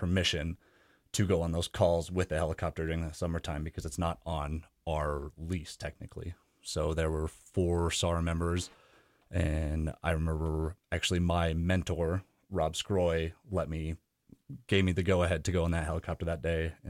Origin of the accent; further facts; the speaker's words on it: Jackson, Wyoming, United States; born there; I'm a little bit of a national park mutt. I was born in Jackson, took some hiatuses, and have been back in the Valley for going on 10 years now.